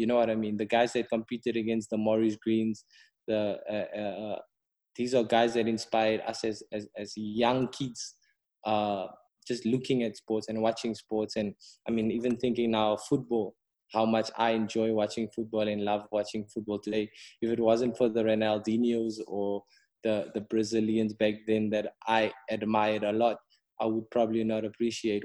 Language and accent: English; South Africa; I probably wouldn't then have envisioned myself as a South African